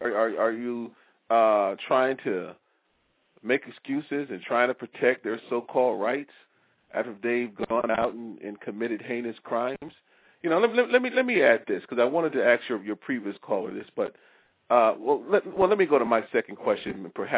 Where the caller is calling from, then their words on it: Maryland, United States; I'm calling you from Maryland.